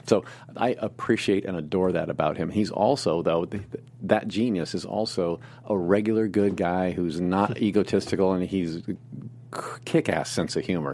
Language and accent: English; Indianapolis, Indiana, United States; moved away as an adult; also born or lived in Muncie, Indiana / Hollywood; a boy growing up in the Midwest